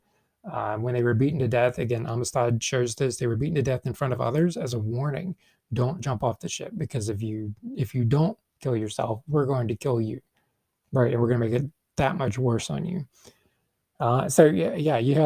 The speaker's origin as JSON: {"language": "English", "country": "United States", "said": "as an American and an English speaker"}